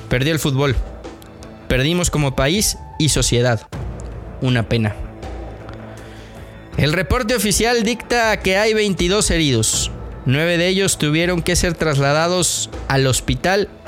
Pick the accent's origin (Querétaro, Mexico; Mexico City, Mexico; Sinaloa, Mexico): Querétaro, Mexico; born there; queretano de nacimiento. Conozco las entrañas del Estadio Corregidora al que visitaba desde niño.